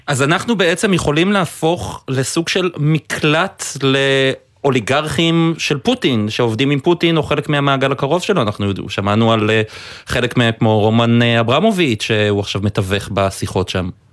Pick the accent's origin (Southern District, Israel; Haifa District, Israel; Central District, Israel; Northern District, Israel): Haifa District, Israel; Haifa; moved away; אני חיפאי במקור, המפרץ, הלבניות שם זה חלק מנוף ילדותי